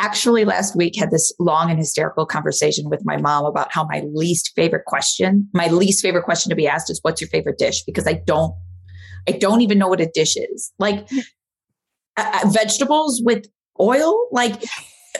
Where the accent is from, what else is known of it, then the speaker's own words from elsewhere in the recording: Midwest, United States; now in France; I'm from the Midwest